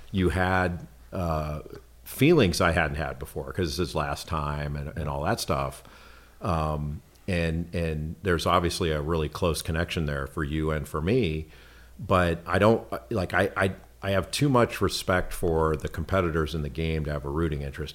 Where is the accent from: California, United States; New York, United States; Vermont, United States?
California, United States; Los Angeles; I grew up in Los Angeles